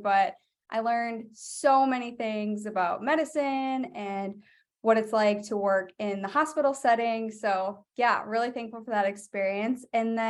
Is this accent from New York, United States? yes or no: no; Wisconsin, United States; Yeah, so I grew up in Wisconsin. I did undergrad at University of Wisconsin, Eau Claire.